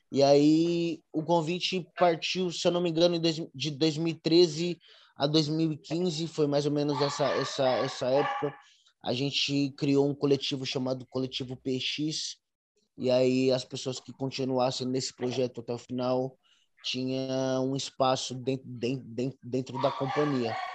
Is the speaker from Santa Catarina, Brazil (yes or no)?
no; São Paulo, Brazil; É, nasci na Bela Vista, ali no centro de São Paulo. Então, nasci e cresci ali naquela região.